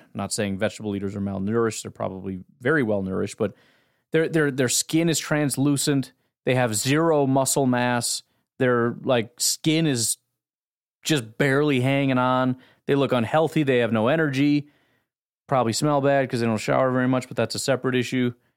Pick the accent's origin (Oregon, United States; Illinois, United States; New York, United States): Illinois, United States; I grew up in Illinois